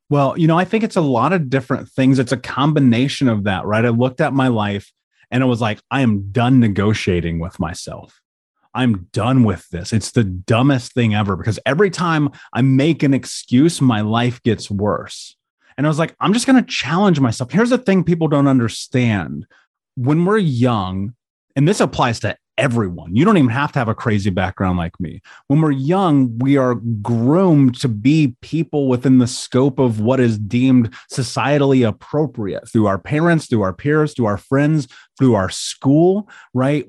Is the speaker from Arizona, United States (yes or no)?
no; Indianapolis, Indiana, United States; I grew up in Indianapolis